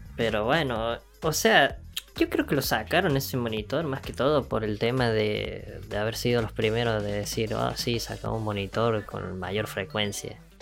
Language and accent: Spanish; Argentina; estamos en un país que es una cagada como Argentina